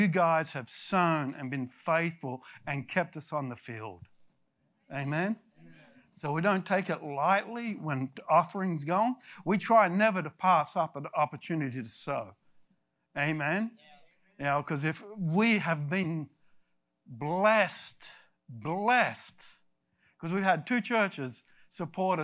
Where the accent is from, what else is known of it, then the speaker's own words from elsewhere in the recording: Australia; moved away as an adult; also born or lived in United States; I am Australian. I lived in America for 20 years and then I went back